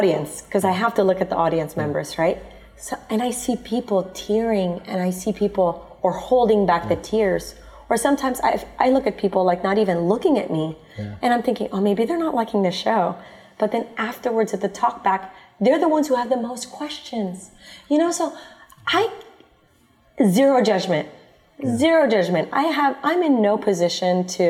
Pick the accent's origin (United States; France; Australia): United States; now in Philippines; my background is both Filipino and American, because I grew up in the States